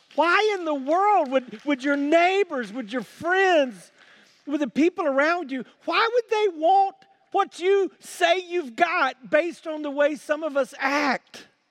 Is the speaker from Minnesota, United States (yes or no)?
no; South Carolina, United States; When I was growing up in South Carolina